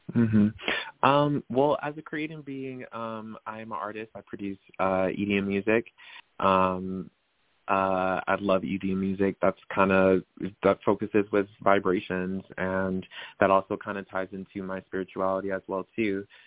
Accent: Riverside, California, United States; born or raised there; moved away as an adult; now in Las Vegas, United States

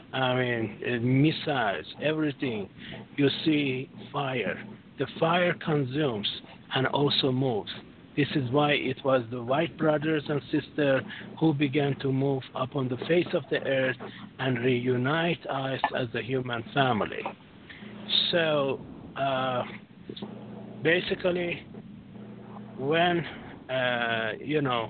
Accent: Canada; also born or lived in France; born in Canada, but I have uh, my bloodline goes to Europe.

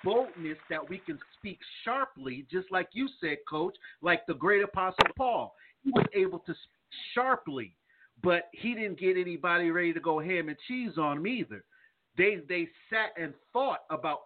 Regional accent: East Coast, United States; now in the South, United States; growing up in the East Coast

